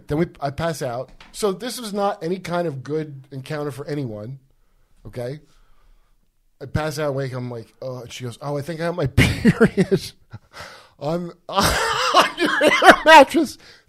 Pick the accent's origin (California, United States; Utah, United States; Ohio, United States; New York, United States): Ohio, United States; Euclid; also born or lived in New Jersey / North Carolina; No, I'm from Euclid, Ohio, which is by Cleveland.